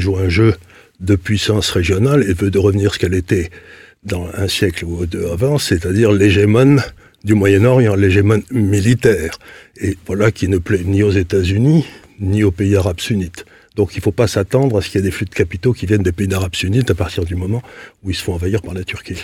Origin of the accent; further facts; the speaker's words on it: Syria; moved away; je suis né en Syrie